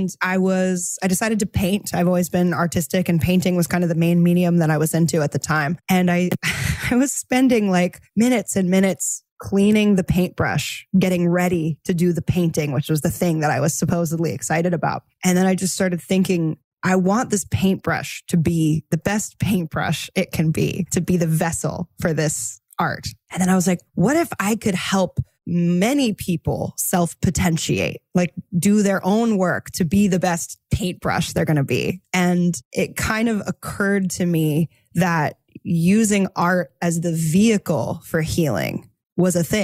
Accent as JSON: {"language": "English", "region": "East Coast", "country": "United States", "tie": "born or raised there", "also_born_or_lived": "New York City", "said": "I grew up on the East Coast and I moved to New York City after college."}